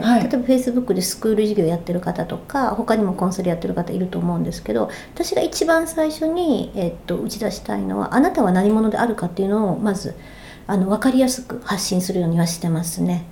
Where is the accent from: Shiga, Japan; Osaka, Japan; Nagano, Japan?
Osaka, Japan; moved away as an adult; now in Yokohama, Japan; 大阪生まれ大阪育ち、えー、横浜今在住なんですけれど、えー、こちらに来て15年になります